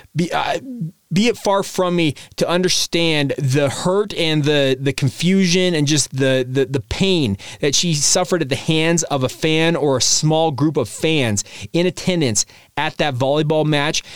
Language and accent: English; Orem, Utah, United States; I grew up in Orem, Utah